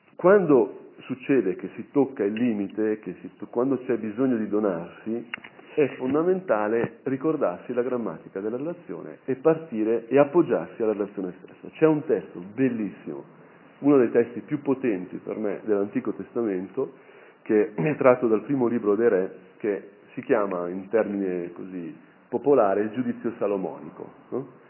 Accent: Brianza, Lombardy, Italy; da Brianzolo c'è sempre, diciamo, un certo attaccamento a tutta quella, quella, dimensione

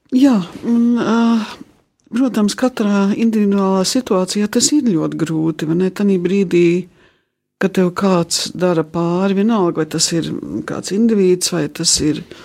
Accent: England, United Kingdom; moved away; manā dzimtenē, Anglijā

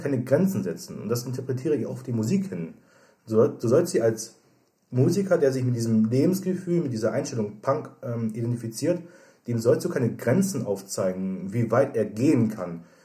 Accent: Germany; als Deutscher

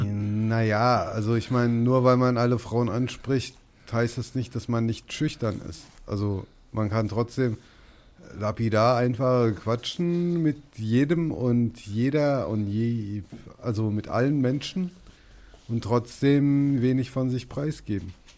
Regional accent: Hesse, Germany; now in Berlin, Germany; ich komme aus Hessen

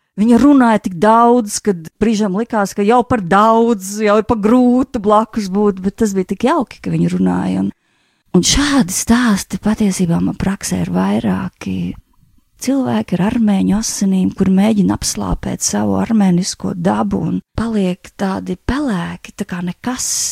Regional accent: Latvia; Es esmu dzimusi Latvijā

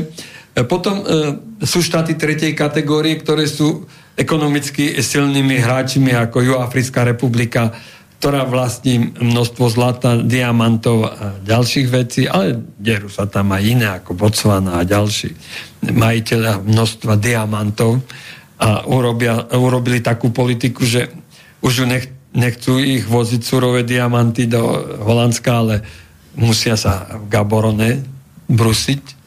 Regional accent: Slovakia; nie som nejaký Američan, ale Európan, Slovák

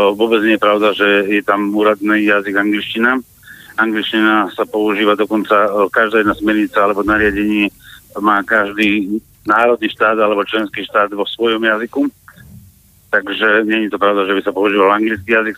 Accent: Slovakia; ja ako Slovák

